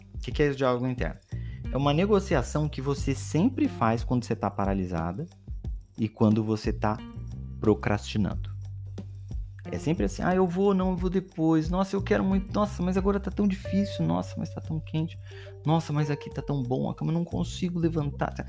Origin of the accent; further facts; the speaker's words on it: Belém, Pará, Brazil; Sou de Belém do Pará.